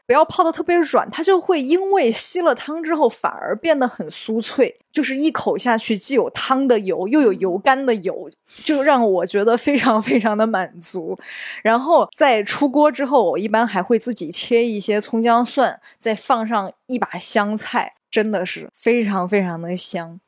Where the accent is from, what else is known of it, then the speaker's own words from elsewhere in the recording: Sichuan, China; moved away; 在我们老家都会有一句俗话是说啊，四川人对一道菜最高级的夸奖方式是打包回去明天煮面